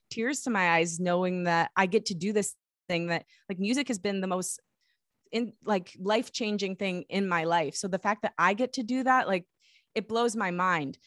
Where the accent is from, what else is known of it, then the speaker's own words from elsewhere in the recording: Michigan, United States; I grew up in Michigan